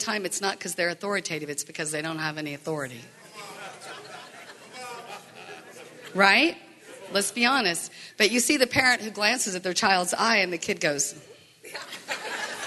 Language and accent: English; the Bible Belt, United States; moved away; I grew up in the Bible Belt